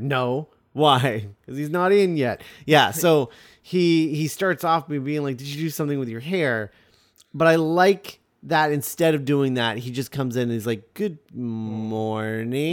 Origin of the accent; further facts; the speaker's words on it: United States; we're American